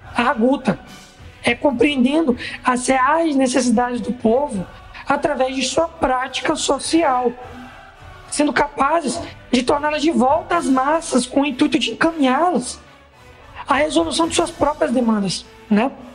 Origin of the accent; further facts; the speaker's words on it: Maranhão, Brazil; sou do Maranhão, faço parte do Comitê de Apoio do Jornal